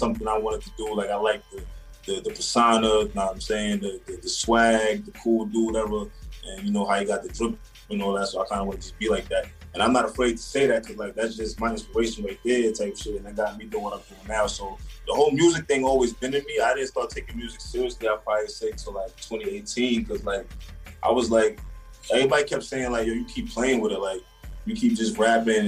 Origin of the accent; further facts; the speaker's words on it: New York City, New York, United States; also born or lived in the Bronx; I was born in the Bronx, raised in Harlem